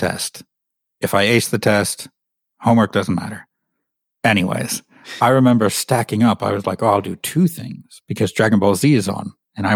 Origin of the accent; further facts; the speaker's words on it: Atlanta, Georgia, United States; I'm from Atlanta, Georgia in the US, but my dad is English, so I sound really weird